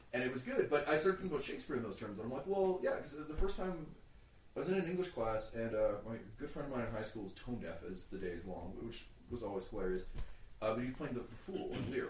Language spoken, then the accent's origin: English; Mississauga, Ontario, Canada; I grew up in Mississauga